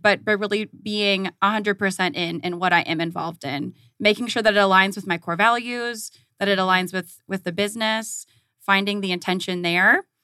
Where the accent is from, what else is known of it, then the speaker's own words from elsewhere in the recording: Southern California, United States; moved away as an adult; also born or lived in Tucson, Arizona; now in Phoenix, United States; I grew up in Southern California